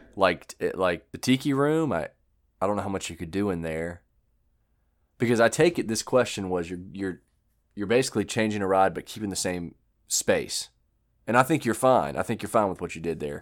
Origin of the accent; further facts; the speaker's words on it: United States; I'm American